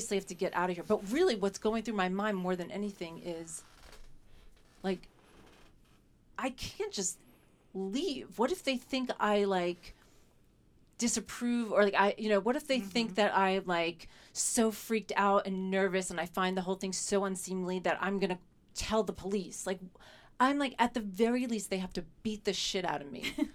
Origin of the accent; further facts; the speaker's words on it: New York City, New York, United States; I grew up in New York City